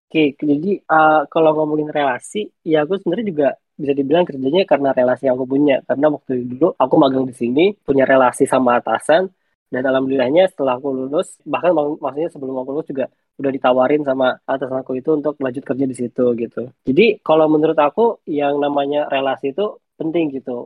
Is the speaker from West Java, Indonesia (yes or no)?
yes; Bogor, West Java, Indonesia; aku asalnya dari Bogor